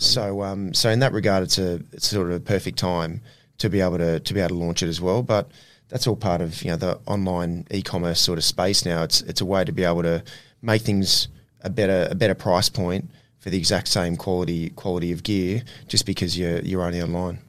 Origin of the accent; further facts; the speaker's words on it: Ipswich, Queensland, Australia; growing up in Ipswich